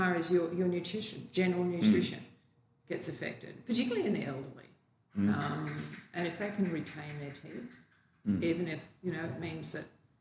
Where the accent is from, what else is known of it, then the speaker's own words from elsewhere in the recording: Australia; also born or lived in New South Wales; I'm from Australia